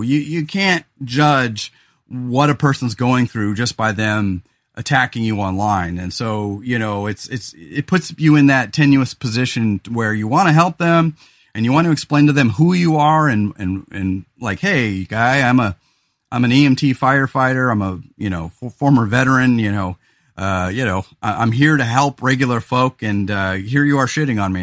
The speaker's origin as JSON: {"language": "English", "region": "California", "country": "United States", "also_born_or_lived": "Central Coast, California", "moved": "yes", "lives_now": "Oregon, United States", "said": "I'm from California"}